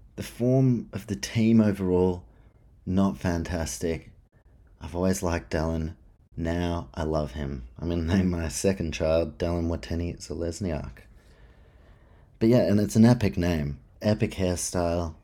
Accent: New Zealand; as a Kiwi

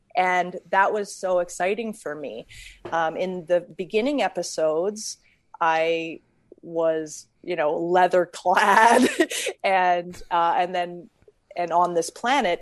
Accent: Calgary, Alberta, Canada; now in United States; I was born in Calgary and I, um, I had a grandpa who was a well-known jazz musician in Calgary.

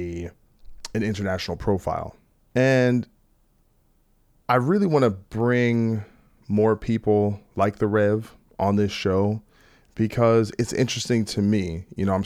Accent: New Jersey, United States; I'm from New Jersey

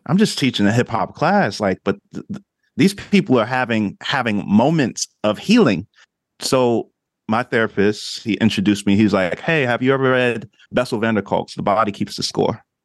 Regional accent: New Jersey, United States; moved away as an adult; also born or lived in Oklahoma; I grew up in Jersey

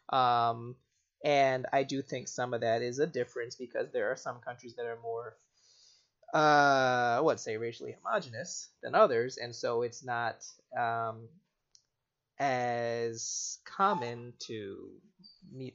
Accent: United States; I'm American

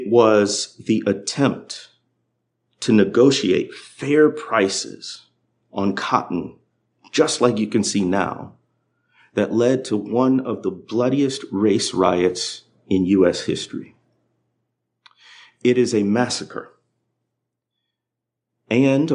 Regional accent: Midwest, United States; moved away as an adult; now in Arkansas Delta, United States; I grew up in the Midwest

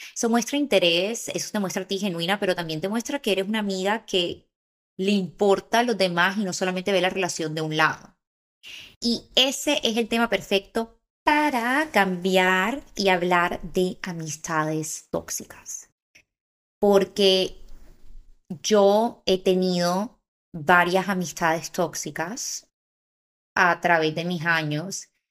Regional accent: Barranquilla, Atlántico, Colombia; moved away as an adult; also born or lived in Bogotá; now in Los Angeles, United States; yo me crié en Barranquilla

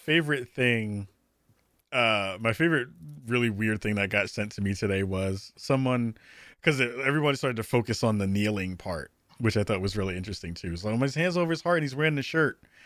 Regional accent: New York City, New York, United States; I'm a regular dude from the, from the Bronx

